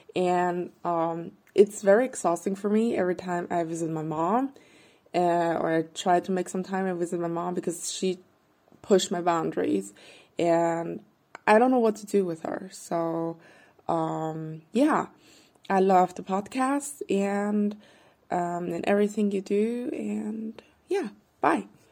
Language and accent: English; Vienna, Austria; I'm from Vienna, Austria